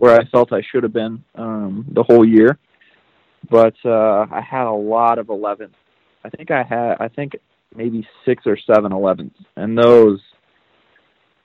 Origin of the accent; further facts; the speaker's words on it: United States; me being American